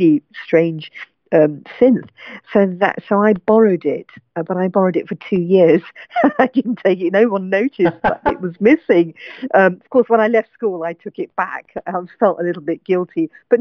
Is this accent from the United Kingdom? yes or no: yes; London, United Kingdom; I was born and brought up in London